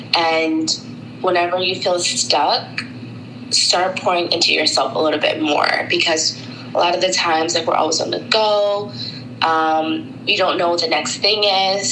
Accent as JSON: {"language": "English", "town": "Tampa", "region": "Florida", "country": "United States", "tie": "born or raised there", "also_born_or_lived": "Brooklyn, New York / Long Island, New York / Washington, D.C.", "moved": "as an adult", "said": "I was born at Brooklyn Hospital and then I was raised in Long Island until I was about 10. And then my family moved to Tampa, Florida um, for the rest of my uh, older years um, until I graduated high school."}